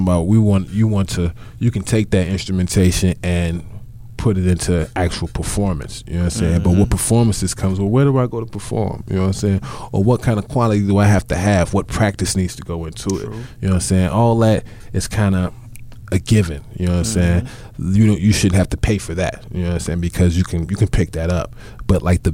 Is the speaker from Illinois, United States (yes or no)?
yes; Chicago, Illinois, United States; I'm a Midwest nigga all day